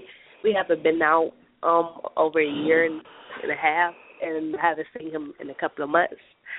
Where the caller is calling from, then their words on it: Detroit, Michigan, United States; I'm calling from Detroit, Michigan.